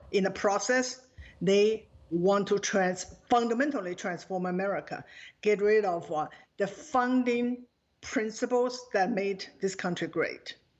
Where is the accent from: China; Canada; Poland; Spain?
China; now in United States; Growing up in China